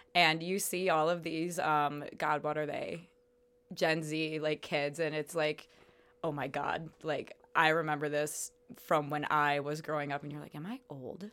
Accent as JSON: {"language": "English", "town": "Chicago", "region": "Illinois", "country": "United States", "also_born_or_lived": "Las Cruces, New Mexico", "moved": "as an adult", "lives_now": "Phoenix, United States", "said": "No, I'm from Chicago, actually."}